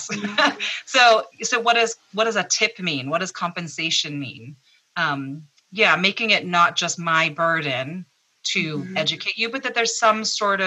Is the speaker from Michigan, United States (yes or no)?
no; Massachusetts, United States; I grew up here in Massachusetts